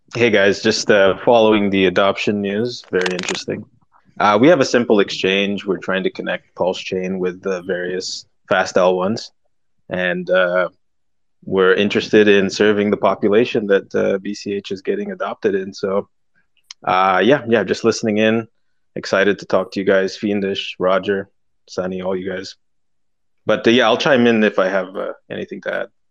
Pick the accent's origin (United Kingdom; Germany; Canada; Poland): United Kingdom; I am British, so I didn't learn a second language uh, in the school